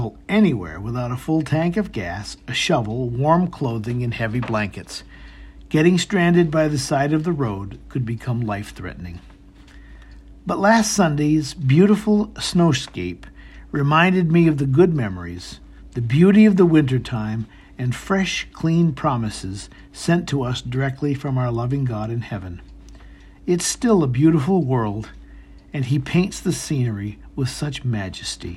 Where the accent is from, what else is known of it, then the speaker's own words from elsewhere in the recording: Maine, United States; Growing up in Maine gave me a love for the snow